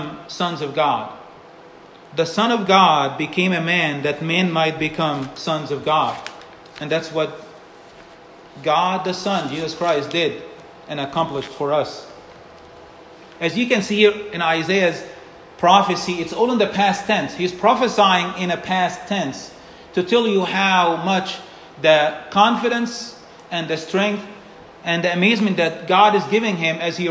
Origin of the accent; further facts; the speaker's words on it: Egypt; moved away; Growing up in Egypt